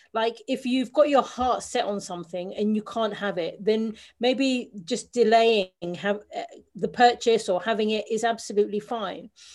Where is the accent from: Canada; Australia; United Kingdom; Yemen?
United Kingdom; London; I'm a Londoner born and bred.